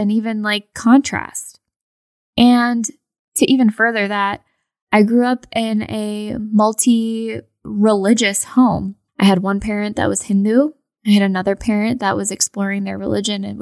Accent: United States; I am obviously Indian American

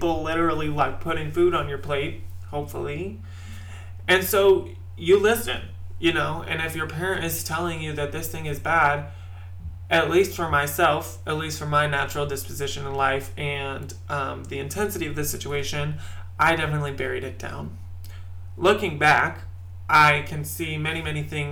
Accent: Midwest, United States; I grew up in the Midwest in a very religious household.

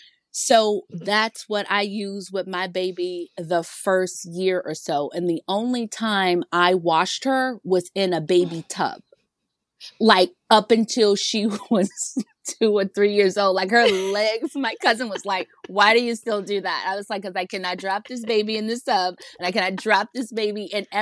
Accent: Virginia, United States; moved away as an adult; now in New York, United States; I'm from Virginia. She lives in Virginia, but I was living in New York.

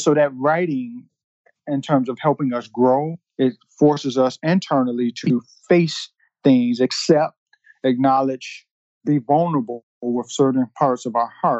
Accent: Detroit, Michigan, United States; moved away; I grew up in Detroit during the time when it was the murder capital of the world

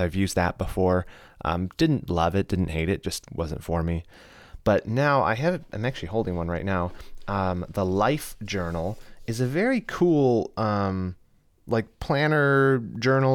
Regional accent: United States; I'm an American

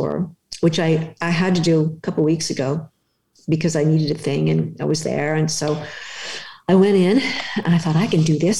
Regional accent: Pasadena, California, United States; I am actually from Pasadena

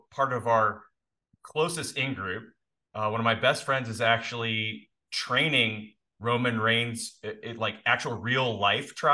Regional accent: Indiana, United States; also born or lived in Canada; we moved from Canada to Indiana

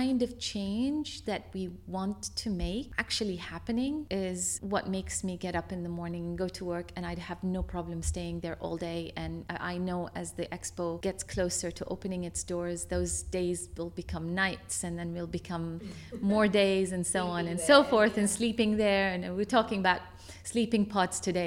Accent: Baghdad, Baghdad Governorate, Iraq; moved away; also born or lived in United States; So I'm originally from Iraq. I was born and bred in Baghdad, Iraq

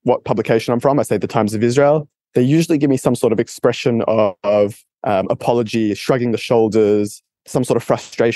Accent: Australia; my home country, Australia

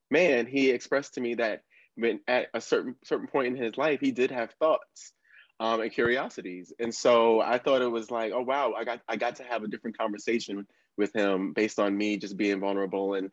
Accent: Buckingham County, Central Virginia, United States; also born or lived in Bronx, New York; now in New York City, United States; I was born in the Bronx, raised in Virginia, small small county called Buckingham in Central Virginia, nearest to Charlottesville. That's where people most um, are familiar with. And um, I live in New York. I live in Harlem.

